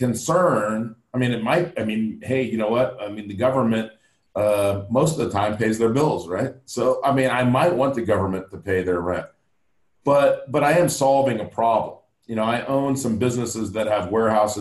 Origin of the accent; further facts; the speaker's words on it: Los Angeles, California, United States; growing up in Los Angeles